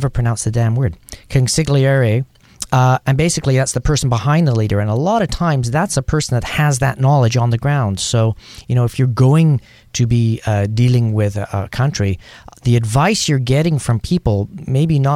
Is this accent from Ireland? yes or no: no; Canada; moved away; also born or lived in Thailand; I'm from Canada